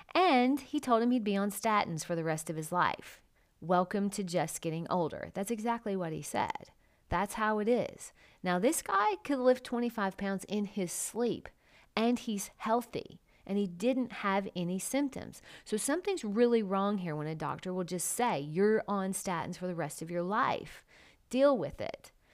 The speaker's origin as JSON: {"language": "English", "country": "United States", "said": "I'm an American"}